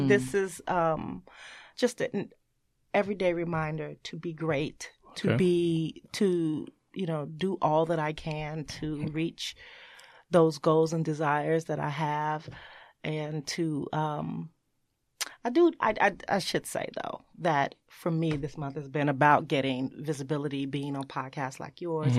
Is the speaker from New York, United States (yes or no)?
no; Chicago, Illinois, United States; born or raised there